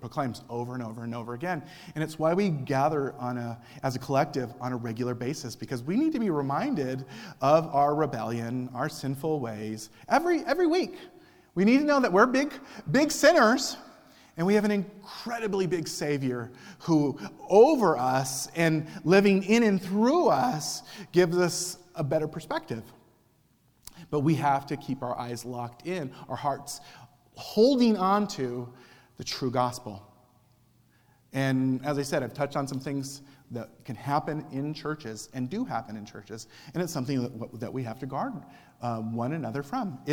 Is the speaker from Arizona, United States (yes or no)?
yes; Cochise County, Arizona, United States; when I was a teenager and growing up in Cochise County